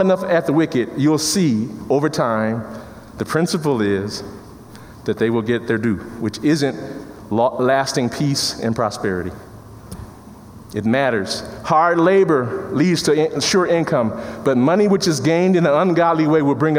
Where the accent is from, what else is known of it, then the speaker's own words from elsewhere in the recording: Chicago, Illinois, United States; I come from Chicago in the inner city